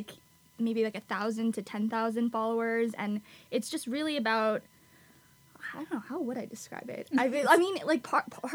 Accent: Los Angeles, California, United States; I was born and raised in LA. I'm Korean American

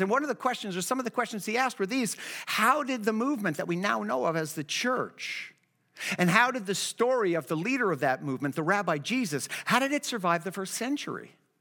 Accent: Miami, Florida, United States; I grew up down in Kendall in Miami

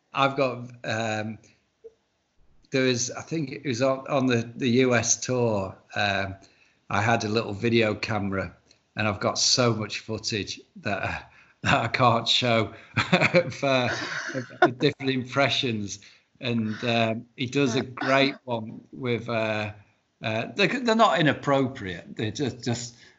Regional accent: the north of England, United Kingdom

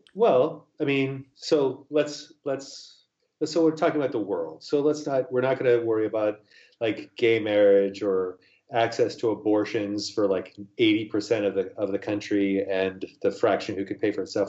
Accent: United States; now in Seattle, United States

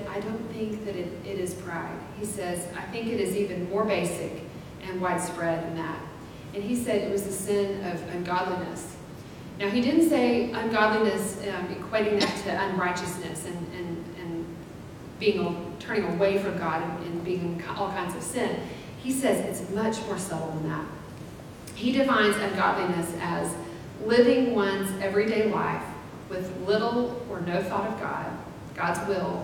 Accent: Abilene, Texas, United States; I grew up in Abilene, in a small town

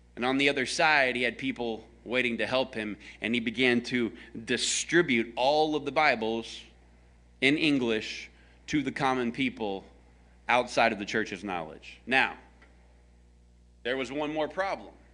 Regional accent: American South, Southern United States, United States; I am a American Southern redneck

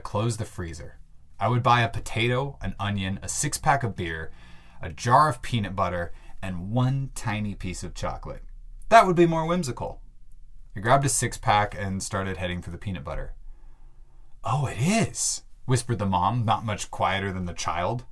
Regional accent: Bellingham, Washington, United States; my hometown of Bellingham, Washington

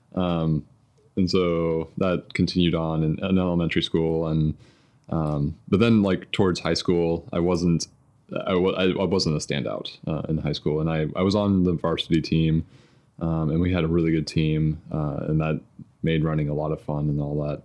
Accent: suburb of Louisville, Kentucky, Indiana, United States; I grew up in Indiana, um, kind of a suburb of Louisville, Kentucky

